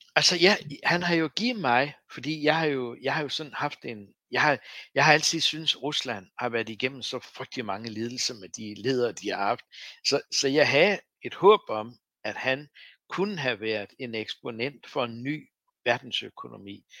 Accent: Læsø, North Denmark Region, Denmark; Jeg voksede op på Læsø

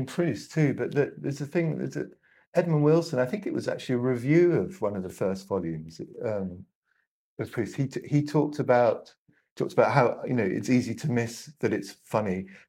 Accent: Hong Kong; also born or lived in Ireland; my mother was Irish, I grew up mainly in Hong Kong, and I rate Powell in the same way that you

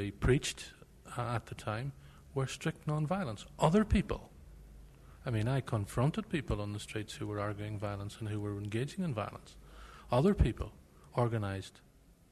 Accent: the North, Northern Ireland, United Kingdom; the society that we grew up in the North was a society

